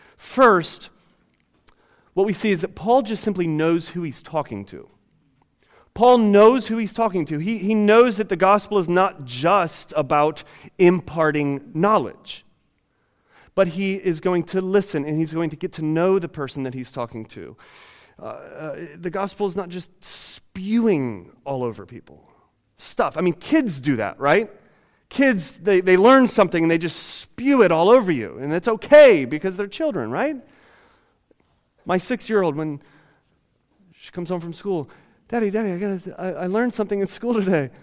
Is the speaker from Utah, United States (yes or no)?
no; Ohio, United States; I no longer identify myself as a white person or as an American or as somebody from Ohio